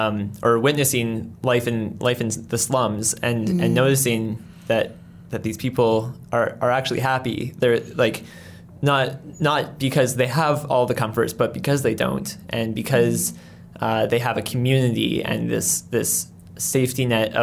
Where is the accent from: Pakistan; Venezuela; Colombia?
Colombia; born there; I was born in, my parents were missionaries in, mm-hmm. in Colombia. So I was born in Colombia